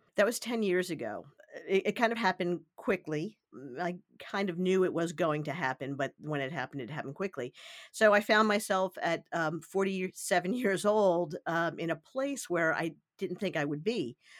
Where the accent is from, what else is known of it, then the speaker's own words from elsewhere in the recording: New York City, New York, United States; I grew up in the New York City area